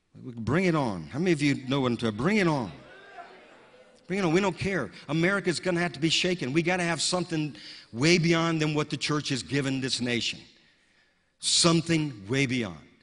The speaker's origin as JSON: {"language": "English", "region": "the South", "country": "United States", "tie": "born or raised there", "said": "a little kid growing up in the South"}